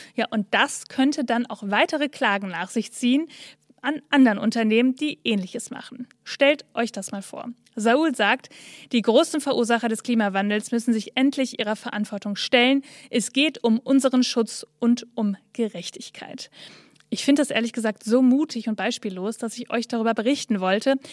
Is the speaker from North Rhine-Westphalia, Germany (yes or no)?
yes; Bielefeld, North Rhine-Westphalia, Germany; ich komme aus Bielefeld, Nordrhein-Westfalen